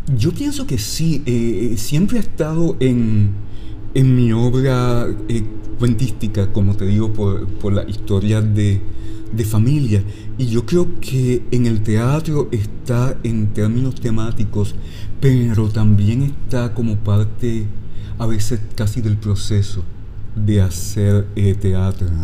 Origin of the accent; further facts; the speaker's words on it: Lajas, Puerto Rico; yo crecí en una casa en Lajas, que es la casa de mis bisabuelos